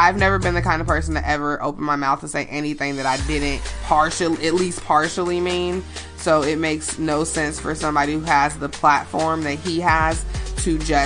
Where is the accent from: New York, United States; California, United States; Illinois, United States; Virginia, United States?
Illinois, United States; Chicago; I'm from Chicago